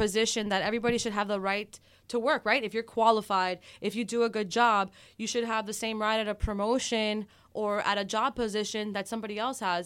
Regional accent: Miami, Florida, United States; I am a born and raised in Miami, uh, daughter of Cuban exiles

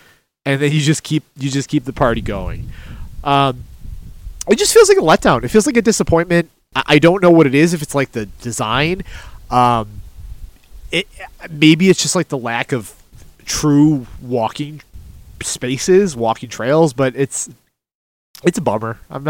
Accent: Buffalo, New York, United States; I grew up in South Buffalo.

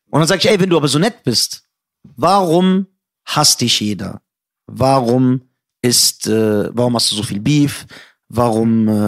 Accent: Iran; Du hast mich doch nur eingeladen, weil du dachtest, ich bin ein Iraner. Mhm. Und das stimmt sogar.

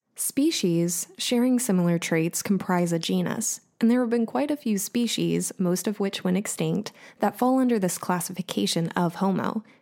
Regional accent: Southeast Louisiana, United States; now in New Orleans, United States; Southeast Louisiana, which is where I'm from

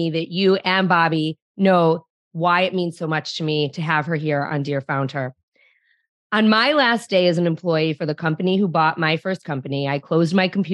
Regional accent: Detroit, Michigan, United States; my hometown of Detroit

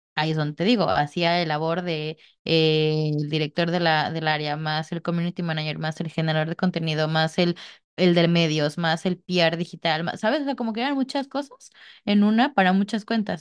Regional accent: Mexico

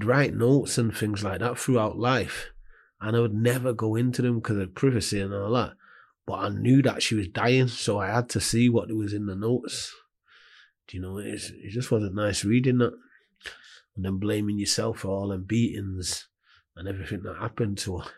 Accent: Manchester, North West England, United Kingdom; also born or lived in Hulme, Manchester; grew up in Hume, moved to Moss Side before I was 18 months old

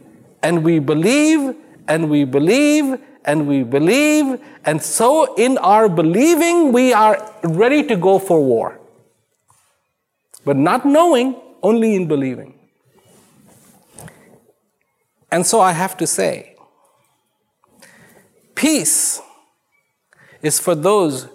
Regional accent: India; I was born in India

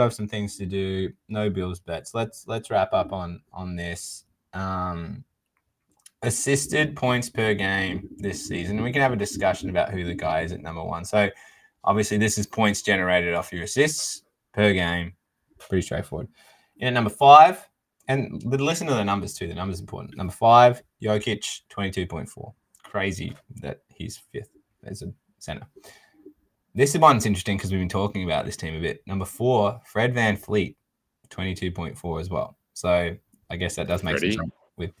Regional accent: Australia; now in Vancouver, Canada; Billy and I, we're Australian. I'm living in Vancouver for now.

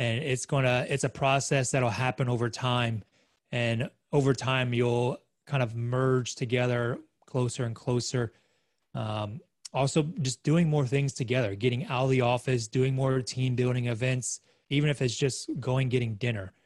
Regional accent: Australia; moved away; as an Aussie

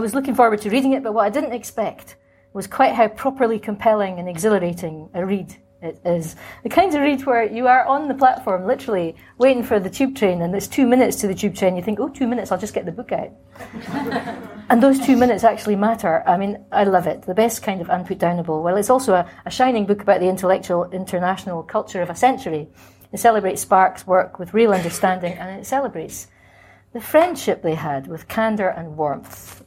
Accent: Scotland, United Kingdom; moved away; also born or lived in Cambridge; I was and am Scottish by formation

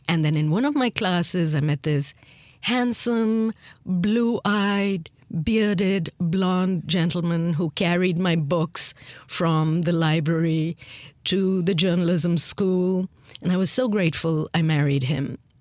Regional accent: India; accent: lingering traces of British influence; moved away as an adult; also born or lived in Miami, United States; growing up in India, and I was born after independence, so I was born in a free India

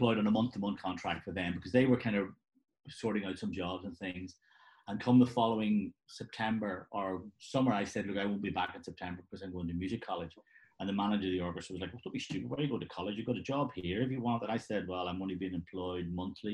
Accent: Belfast, Northern Ireland, United Kingdom; I'm originally from Belfast in Northern Ireland, so I was growing up in Belfast at the time when things were very rough

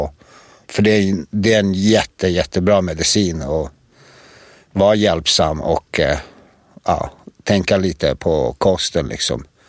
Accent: Prijedor, Republika Srpska, Bosnia & Herzegovina; Allt började i en by i en stad som heter Predor och byn heter Rasavci

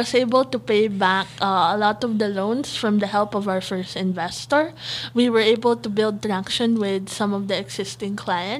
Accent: Philippines; I'm from the Philippines, so I behave in the Philippine environment.

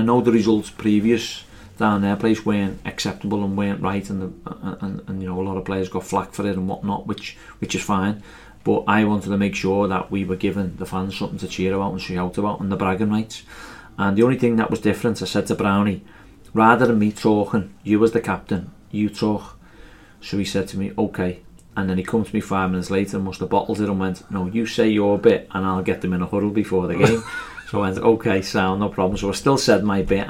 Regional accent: Liverpool, North West England, United Kingdom; accent: Scouse; I'm from Liverpool

